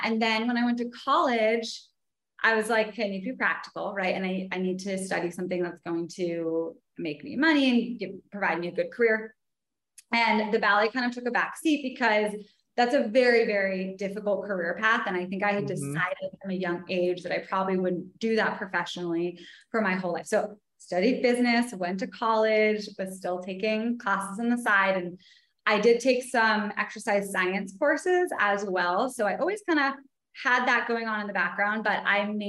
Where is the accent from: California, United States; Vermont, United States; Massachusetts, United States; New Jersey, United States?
Vermont, United States; also born or lived in New York City; now in Los Angeles, United States; So I'm originally from Vermont. So hence the nature aspect